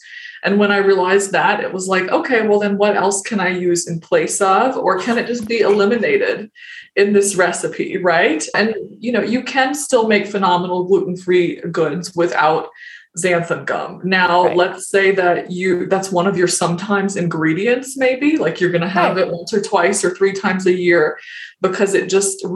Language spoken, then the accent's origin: English; the South, United States; growing up in the South